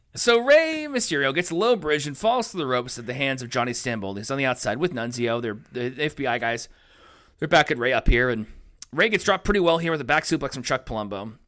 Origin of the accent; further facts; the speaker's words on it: Canada; we're Canadian